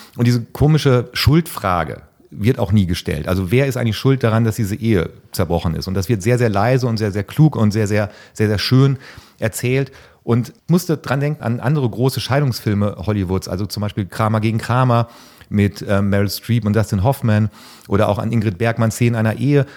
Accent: North Rhine-Westphalia, Germany; für mich als Ostwestfale

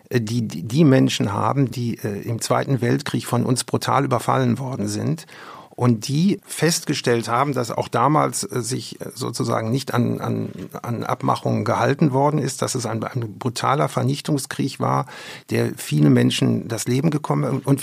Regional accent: West Germany, Germany; Und das habe ich übrigens als Wessi, der in der Sowjetunion war, in einer mir sehr berührenden Weise erfahren.

